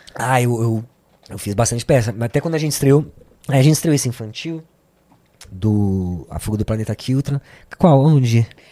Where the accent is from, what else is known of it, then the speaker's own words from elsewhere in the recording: São Paulo, Brazil; also born or lived in Santo André / Sapopemba, São Paulo; A gente veio pro Ipiranga, uhum. onde sempre vivi.